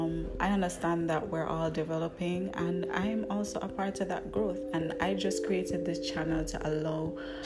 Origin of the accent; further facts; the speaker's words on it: Jamaica; I am a Jamaican professional in my 20s. I work specifically in accounting